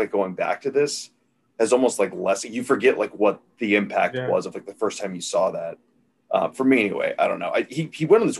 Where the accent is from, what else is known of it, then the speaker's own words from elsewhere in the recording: Midwest, United States; growing up in the Midwest